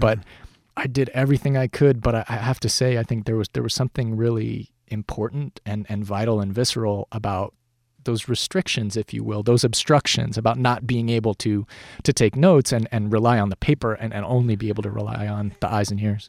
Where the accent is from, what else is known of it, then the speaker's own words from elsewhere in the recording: Colorado Springs, Colorado, United States; now in Los Angeles, United States; I'm from Colorado Springs. Where I grew up, no one was a writer